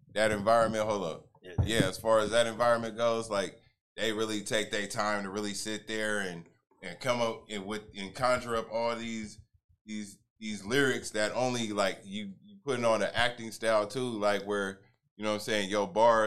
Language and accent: English; Northern California, United States; I'm from Northern California